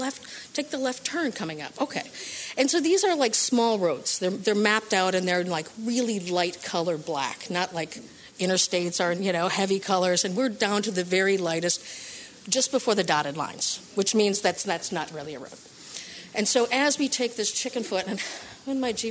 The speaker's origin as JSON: {"language": "English", "region": "Midwest", "country": "United States", "said": "I'm from the Midwest"}